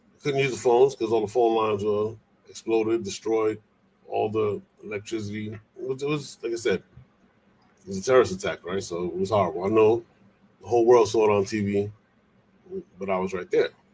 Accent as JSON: {"language": "English", "town": "New York City", "region": "New York", "country": "United States", "also_born_or_lived": "Puerto Rico", "said": "I'm originally from the Bronx"}